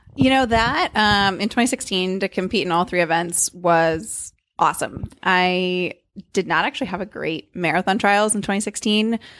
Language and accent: English; Davis, California, United States; moved away; Davis, California, my hometown